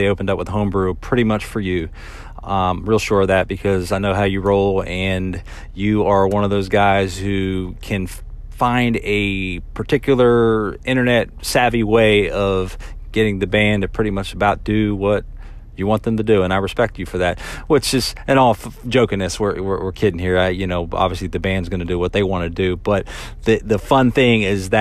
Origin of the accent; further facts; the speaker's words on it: Charlotte area, North Carolina, United States; my hometown